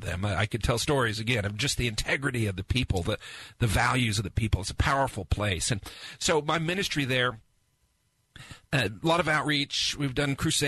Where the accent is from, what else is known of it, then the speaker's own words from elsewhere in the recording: United States; As an American